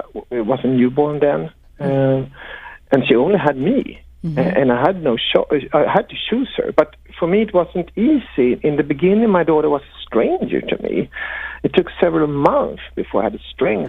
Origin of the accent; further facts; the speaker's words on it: Huddinge, Stockholm County, Sweden; my hometown, Huddinge, a suburb to Stockholm